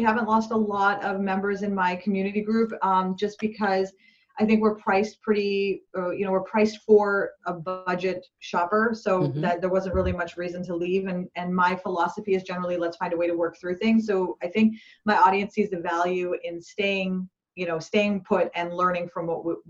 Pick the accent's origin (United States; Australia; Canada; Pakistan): Pakistan; when I was a kid, I grew up in Pakistan, and we had, forced lockdowns pretty much, you know, very regularly.